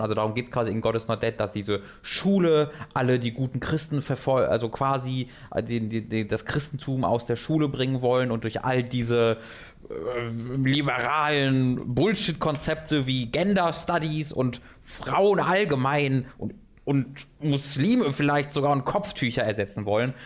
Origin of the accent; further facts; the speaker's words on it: Tönisberg, North Rhine-Westphalia, Germany; ich aus Tönesberg, das hat 3000 Einwohner